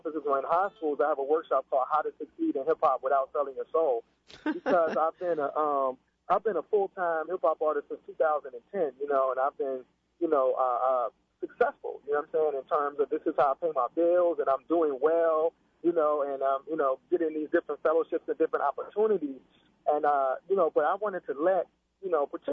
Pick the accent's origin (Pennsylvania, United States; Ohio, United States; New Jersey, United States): Pennsylvania, United States; Pittsburgh; I was from Pittsburgh